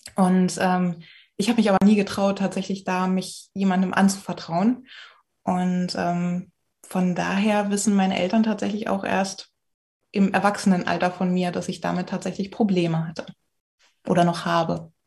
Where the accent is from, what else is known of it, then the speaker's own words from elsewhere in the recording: Magdeburg, Saxony-Anhalt, Germany; ich komme aus Magdeburg.